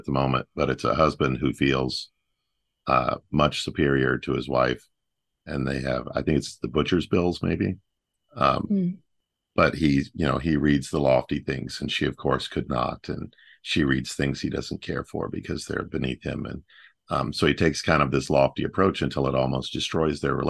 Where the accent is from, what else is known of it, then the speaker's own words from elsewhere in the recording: Deep South, United States; I grew up in the Deep South